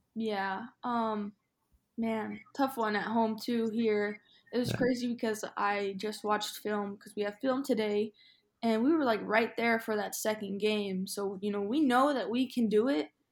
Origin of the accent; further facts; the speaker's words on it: Phoenix, Arizona, United States; moved away as an adult; now in Chicago, United States; I'm from Phoenix